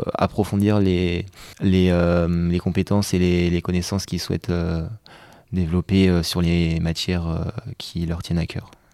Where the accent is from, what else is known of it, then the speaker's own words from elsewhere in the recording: Rennes, Brittany, France; moved away as an adult; now in Bordeaux, France; je suis de Rennes